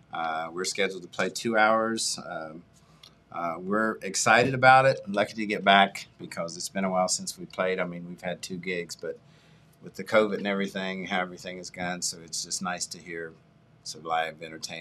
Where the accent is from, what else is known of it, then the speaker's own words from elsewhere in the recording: United States; And I'm originally from Lee Hollow, off Limerick Road. All of my family went to Jackson High School. I graduated in 1973.